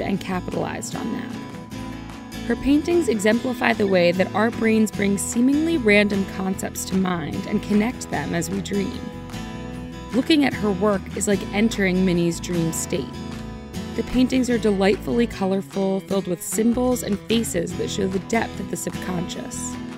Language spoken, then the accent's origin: English; North Carolina, United States; from my home state of North Carolina